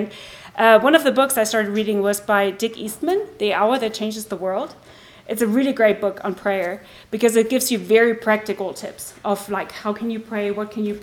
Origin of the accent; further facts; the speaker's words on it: Germany; I grew up in Germany